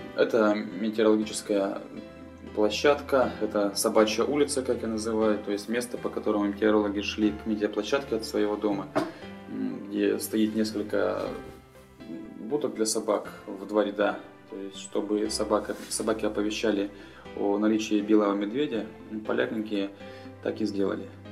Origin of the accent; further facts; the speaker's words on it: Pinezhsky District, Arkhangelsk Oblast, Russia; moved away as an adult; родился я на севере, в Архангельске, в Архангельской области, в Пинежском районе. И окончив э, школу, поступил в университет.